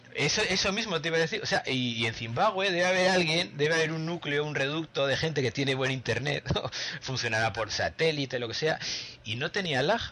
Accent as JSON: {"language": "Spanish", "country": "Spain", "said": "hablo español, pues soy español desde nacimiento"}